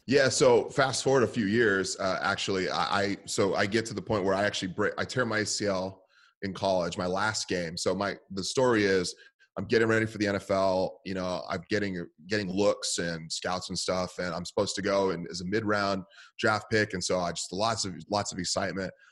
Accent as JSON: {"language": "English", "area": "San Francisco Bay Area", "region": "California", "country": "United States", "tie": "born or raised there", "said": "I grew up in the San Francisco Bay Area."}